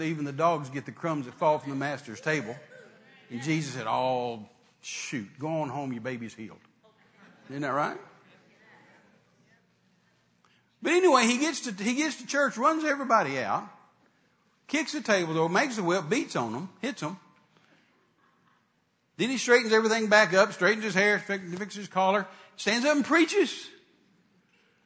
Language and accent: English; Texas, United States; I'm a Texan